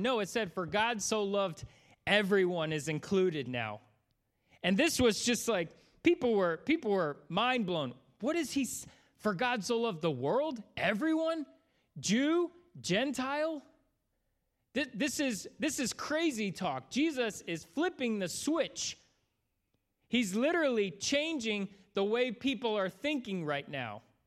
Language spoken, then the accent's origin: English; Florida, United States; moved away; also born or lived in Bowling Green area; I grew up in Florida